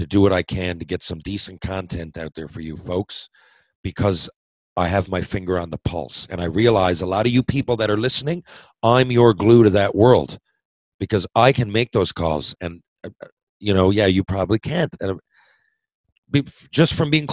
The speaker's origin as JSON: {"language": "English", "area": "Mount Pearl", "region": "Newfoundland and Labrador", "country": "Canada", "tie": "born or raised there", "said": "I felt I let everybody in my hometown down. Mount Pro Minor Hockey, retire my jersey"}